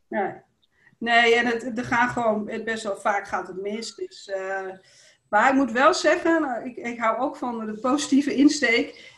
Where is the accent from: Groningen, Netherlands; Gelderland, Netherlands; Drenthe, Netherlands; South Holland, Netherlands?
Groningen, Netherlands; in, in de, Indische buurt en uh, nou, later nog in Bijum.